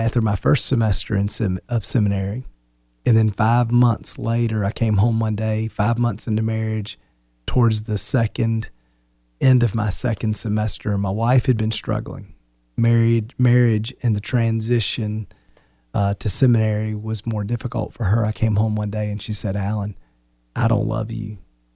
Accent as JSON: {"language": "English", "town": "Wilmington", "country": "United States", "moved": "yes", "said": "We're from Wilmington"}